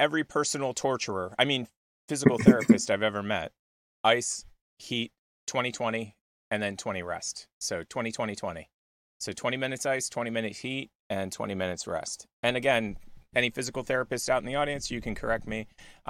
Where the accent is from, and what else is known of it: Italy; English is a second language